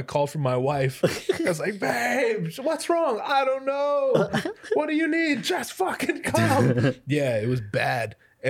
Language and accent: English; Hawaii, United States; we're Hawaiian